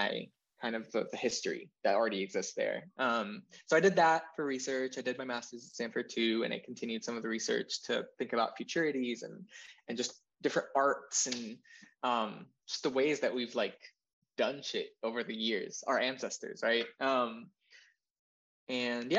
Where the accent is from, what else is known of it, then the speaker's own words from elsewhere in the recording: Jordan; moved away as an adult; now in Texas, United States; So I'm from Jordan. I said that at the start, but I was born and raised there. And I came to this empire when I was 18.